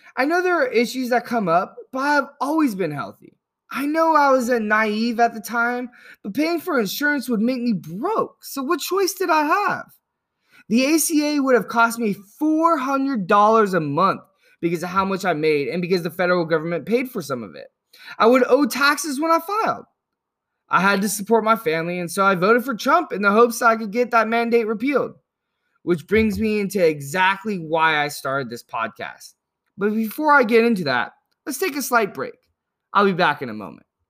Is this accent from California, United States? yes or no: yes; Yuba City, California, United States; also born or lived in Chico, California; I grew up in Northern California, about an hour north of Sacramento in a place called Yuba City